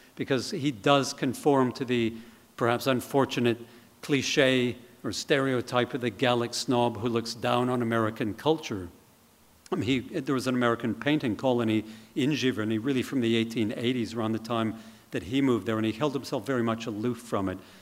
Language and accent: English; Canada; as a Canadian